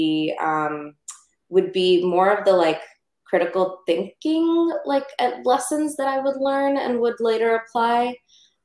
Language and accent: English; Houston, Texas, United States; also born or lived in India; I was born in India, and my parents, you know, we immigrated here when I was very young, less than one actually, and grew up in Houston, Texas